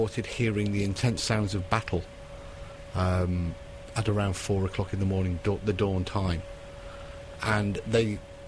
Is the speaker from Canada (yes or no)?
no; United Kingdom; I'm British